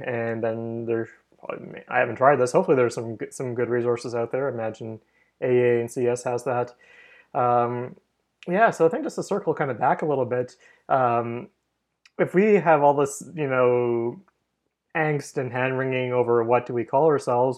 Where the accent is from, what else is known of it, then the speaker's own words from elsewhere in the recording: Canada; we're both Canadian here